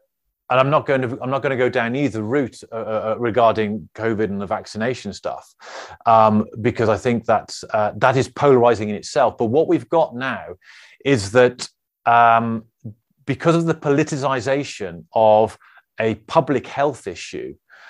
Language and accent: English; Birmingham, West Midlands, United Kingdom; accent: Birmingham; oh, my Birmingham accent came out there.